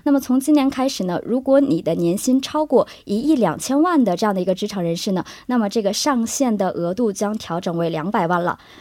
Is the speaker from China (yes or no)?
yes; China; now in South Korea; 我们中国人的理解